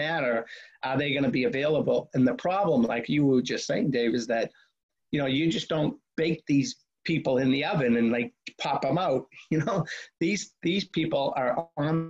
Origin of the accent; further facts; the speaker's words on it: Boston, Massachusetts, United States; growing up in Boston